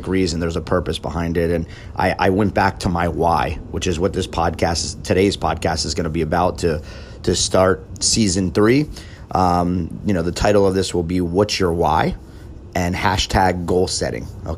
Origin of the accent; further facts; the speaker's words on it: United States; a American and fan of the U.S. national team